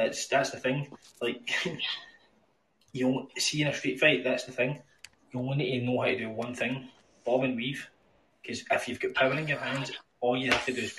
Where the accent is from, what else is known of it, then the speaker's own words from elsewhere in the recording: Scotland, United Kingdom; It's like, see when I grew up in Scotland, right?